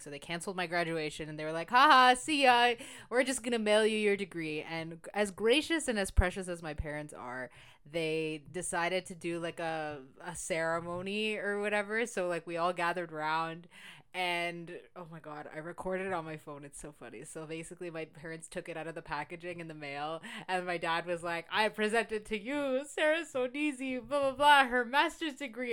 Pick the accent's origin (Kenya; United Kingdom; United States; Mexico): Mexico; I'm from Mexico